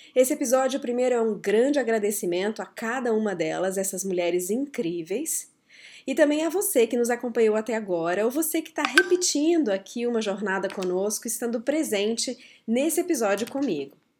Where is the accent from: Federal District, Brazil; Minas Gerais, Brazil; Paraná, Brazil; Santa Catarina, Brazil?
Federal District, Brazil; Brasília; Quando eu era muito pequena, eu cresci em Brasília e a cidade estava recém-construída.